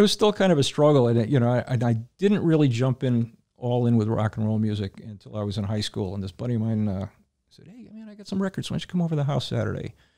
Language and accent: English; Hamden, Connecticut, United States; I grew up in Hamden